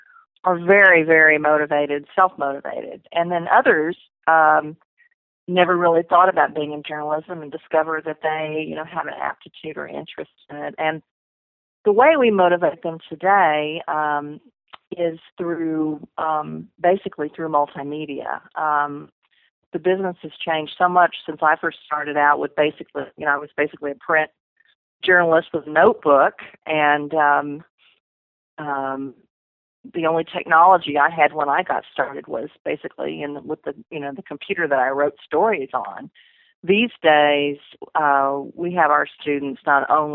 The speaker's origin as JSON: {"language": "English", "town": "Corpus Christi", "region": "Texas", "country": "United States", "tie": "born or raised there", "said": "I got a job at my hometown newspaper, the Corpus Christi Caller Times"}